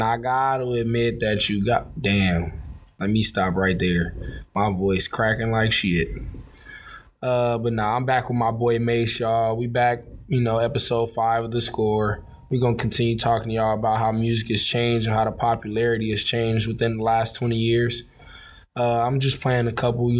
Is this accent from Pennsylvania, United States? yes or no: no; Los Angeles, California, United States; I'm from South Central LA.